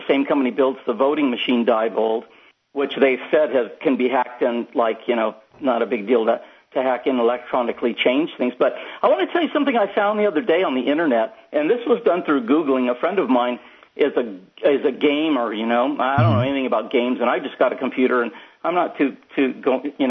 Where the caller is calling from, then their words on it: San Diego, California, United States; I'm calling from San Diego.